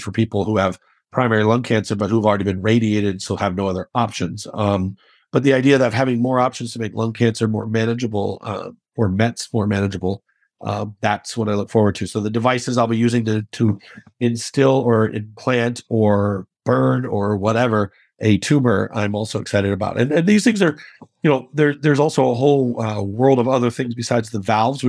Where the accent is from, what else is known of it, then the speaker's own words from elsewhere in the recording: Chicago, Illinois, United States; I will definitely be rooting for them because I'm a Chicagoan. I will always be anything that makes my city, you know, have a chance to throw a party, I'm in.